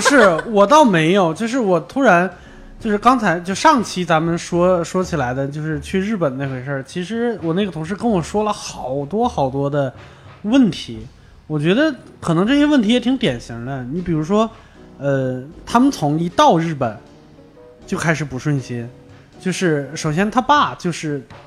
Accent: Baoding, Hebei, China; 我老家就是，就是宝堆那边儿

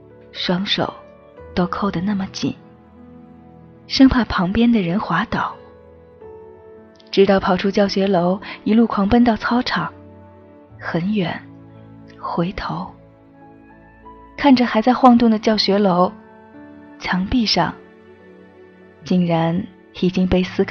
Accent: Sichuan, China; 我无法去表达，作为一个四川人。

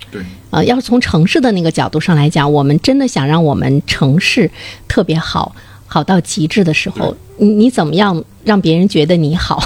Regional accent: Dalian, Liaoning, China; 我们大连人骨子里其实就是有这种热络劲儿

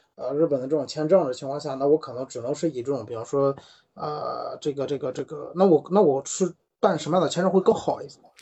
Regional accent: Qingdao, Shandong, China; 我们是北岛那边的

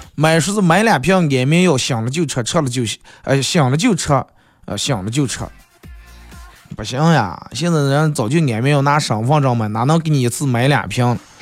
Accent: Bayannur, Inner Mongolia, China; 咱们好客的白鸭闹耳啊，咱们美丽的富饶的内蒙古大草原

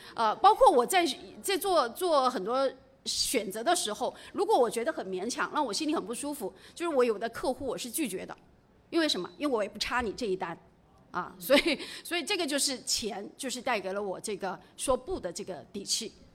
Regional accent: Jiangxi, China; 我本身是出生在，呃 江西的一个很普通的家庭。然后我爸爸十岁就去世了。我，我，我曾经有一段时间家里是挺穷的

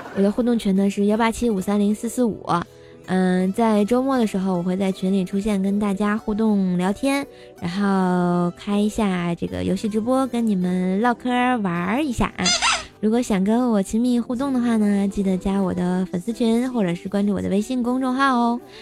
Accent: Tianjin, China; accent: Tianjin dialect; 我是想把咱们的家乡文化呀、天津话呀，或者是更多好玩的东西来带给我们更多的人听到

